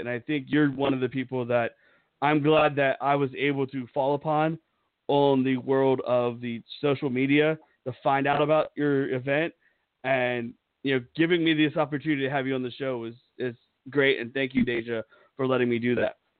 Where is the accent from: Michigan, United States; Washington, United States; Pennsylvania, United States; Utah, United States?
Pennsylvania, United States; moved away; I grew up in Pennsylvania